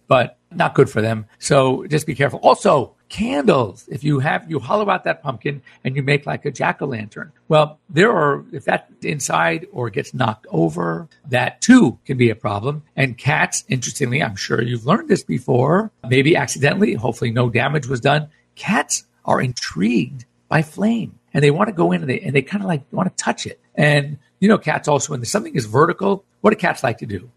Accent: California, United States; I was coming from California.

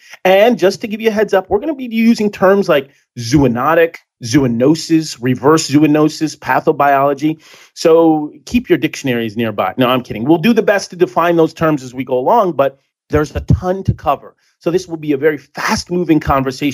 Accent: Burlington, Connecticut, United States; I'm from a small town called Burlington

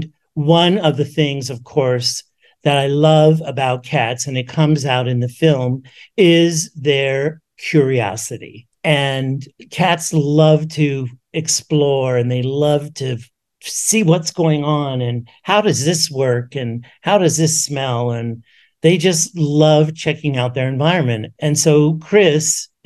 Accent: New York City, New York, United States; I grew up in the Bronx in New York City

